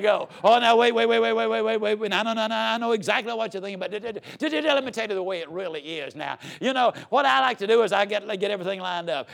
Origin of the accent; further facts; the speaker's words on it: Yazoo City, Mississippi, United States; I was raised down in Yazoo City, Mississippi